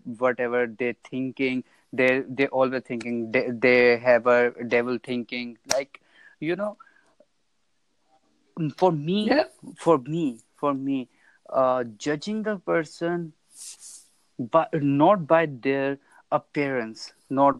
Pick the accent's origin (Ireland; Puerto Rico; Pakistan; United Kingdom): Pakistan; I'm from Pakistan